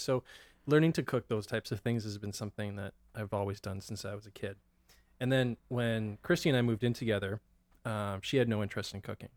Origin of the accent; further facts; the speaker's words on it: Abbotsford, British Columbia, Canada; also born or lived in Ottawa / Kelowna / Vancouver; grew up in Abbotsford. Yeah. Originally, um, I was born in Ottawa. My parents moved from Ottawa to Kelowna for a few years uh, for my dad's job, and then uh, we moved to Abbotsford when I was seven